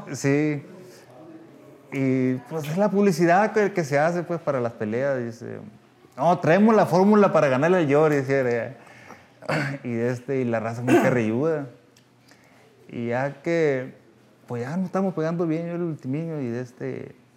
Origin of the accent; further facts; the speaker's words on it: Navajoa, Sonora, Mexico; yo soy de Navajoa, Sonora